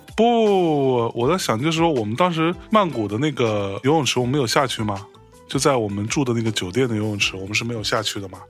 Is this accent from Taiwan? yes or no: no; China; 我们中国人